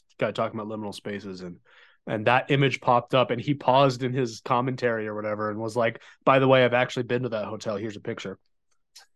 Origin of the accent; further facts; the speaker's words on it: Southern California, United States; I grew up in Southern California, kind of along the mountains where the LA Valley kind of transitions into the high desert, into the Mojave